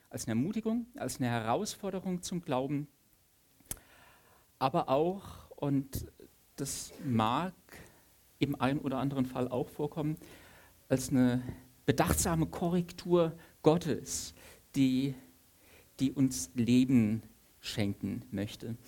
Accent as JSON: {"language": "German", "region": "Saarland", "country": "Germany", "also_born_or_lived": "Stuttgart", "said": "Ich bin ähm, als in Stuttgart gebürtiger Saarländer schon sehr eingeschüchtert, im preußischen Potsdam zu sein."}